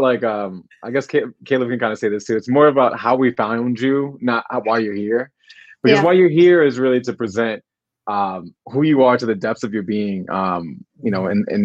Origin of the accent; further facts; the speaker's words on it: United States; I am American. I'm from the States